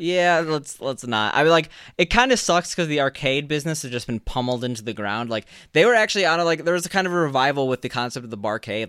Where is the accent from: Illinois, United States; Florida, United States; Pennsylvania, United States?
Illinois, United States; Chicago; moved away as an adult; growing up in Chicago